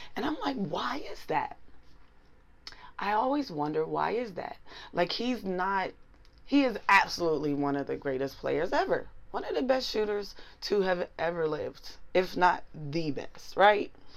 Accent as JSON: {"language": "English", "town": "Pittsburgh", "region": "Pennsylvania", "country": "United States", "moved": "as an adult", "lives_now": "New York, United States", "said": "I'm from Pittsburgh"}